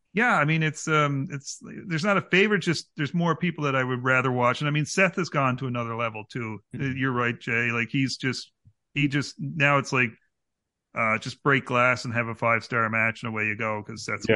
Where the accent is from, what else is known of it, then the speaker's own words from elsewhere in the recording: Canada; As a Canadian, he was just like a Canadian dude